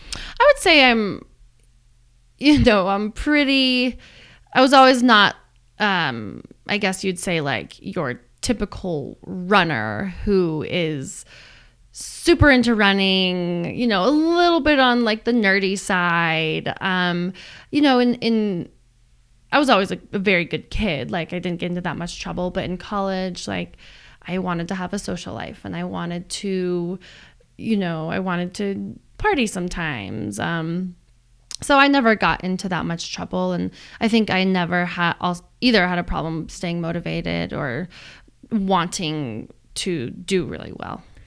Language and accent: English; Boulder, Colorado, United States; growing up in Boulder